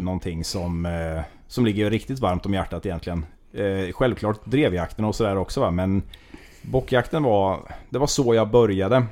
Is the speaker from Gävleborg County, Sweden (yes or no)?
no; Västervik, Kalmar County, Sweden; also born or lived in Gamleby; född och uppvuxen nordöstra Småland i Västervik